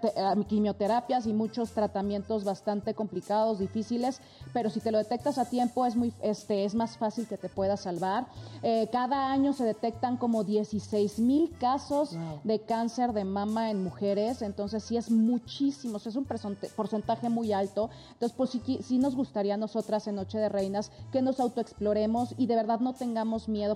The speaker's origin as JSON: {"language": "Spanish", "country": "Mexico", "said": "muchos mexicanos más que nos honran"}